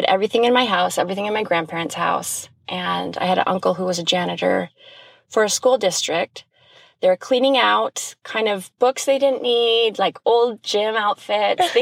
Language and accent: English; Michigan, United States; now in Utah, United States; I grew up in Michigan, born and raised